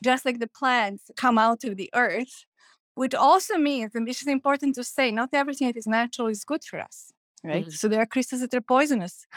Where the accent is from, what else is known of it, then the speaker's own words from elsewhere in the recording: Belgrade, Serbia; moved away; when I was growing up in Belgrade